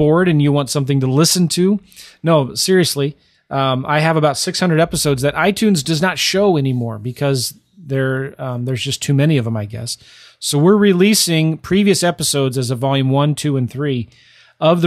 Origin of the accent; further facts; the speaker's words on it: St. Louis, Missouri, United States; I'm from St. Louis